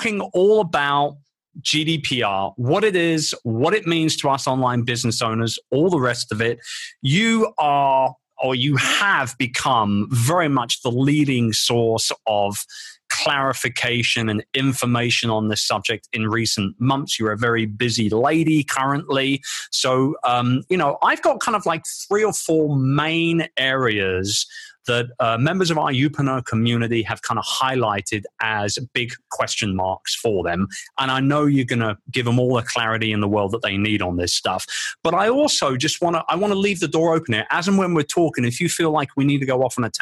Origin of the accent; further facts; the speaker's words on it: London, United Kingdom; my hometown of London